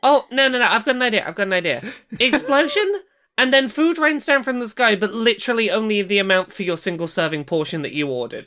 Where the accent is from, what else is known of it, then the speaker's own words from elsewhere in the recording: United Kingdom; I'm British.